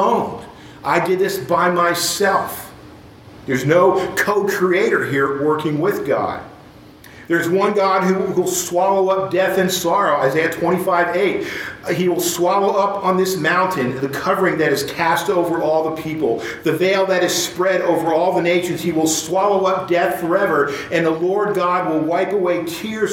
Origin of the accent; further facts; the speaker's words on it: Dallas, Texas, United States; We're from Dallas